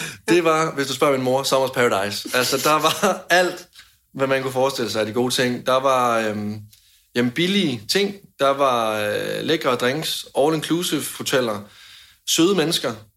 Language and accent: Danish; Denmark; hjemme i Danmark